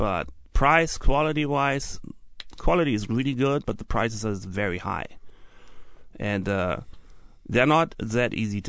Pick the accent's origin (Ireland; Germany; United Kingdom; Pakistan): Germany; West Germany; moved away as an adult; also born or lived in Dresden, Germany; now in Seattle, United States; Also, I come from West Germany, but I worked in Dresden. So Dresden, Saxony.